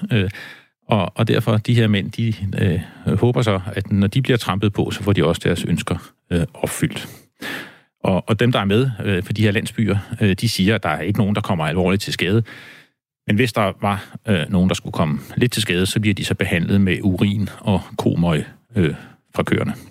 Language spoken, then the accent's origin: Danish; Denmark; da jeg var barn på landet i Danmark